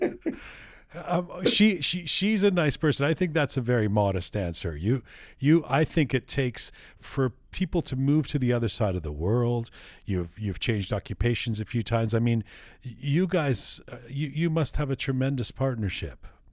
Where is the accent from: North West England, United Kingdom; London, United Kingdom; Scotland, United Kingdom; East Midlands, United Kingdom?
London, United Kingdom; I was born in London